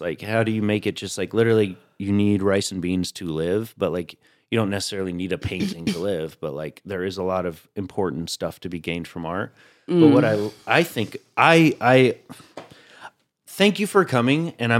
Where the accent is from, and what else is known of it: Tennessee, United States; now in New York, United States